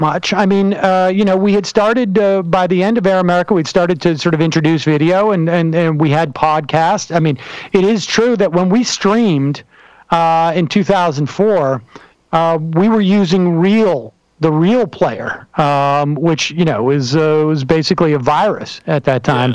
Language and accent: English; Worcester, Massachusetts, United States; also born or lived in New York City, United States; now in New York, United States; I was raised in Worcester, Massachusetts